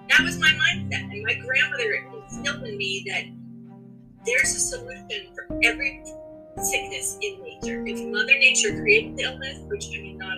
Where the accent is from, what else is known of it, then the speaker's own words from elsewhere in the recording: Sanford, Maine, United States; I'm a Mainer, born and raised in Sanford, Maine.